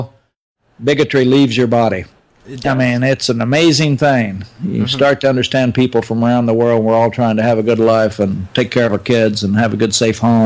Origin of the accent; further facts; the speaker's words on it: Oklahoma, United States; moved away as an adult; also born or lived in France; I was from Oklahoma, and I was the country hick, they thought.